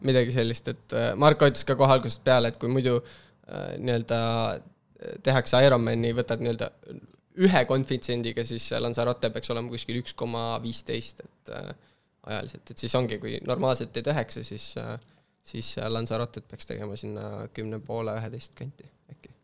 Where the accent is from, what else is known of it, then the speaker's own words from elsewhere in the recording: Kiili Parish, Harju County, Estonia; ma olen üles kasvanud sellises äh, Tallinna kõrval olevas vallas nagu Kiili vald